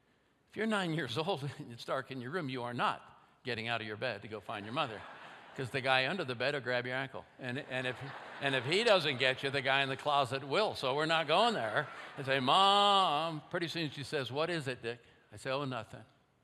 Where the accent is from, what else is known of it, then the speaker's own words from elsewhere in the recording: Oakland, California, United States; also born or lived in India; I'm home now from India, 2 years. I'm a 9-year-old kid in Oakland, California, and we have a little bungalow there, 1920s, not a very big house.